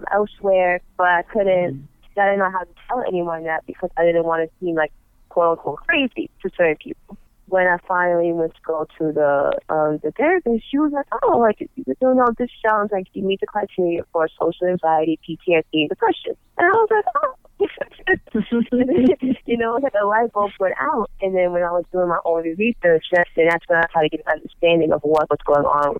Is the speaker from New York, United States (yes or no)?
yes; New York, United States; where I grew up at in New York, it was a predominantly Black and Hispanic neighborhood